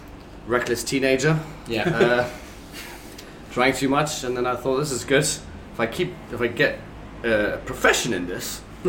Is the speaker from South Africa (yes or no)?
yes; South Africa; So I'm originally from South Africa, so it's been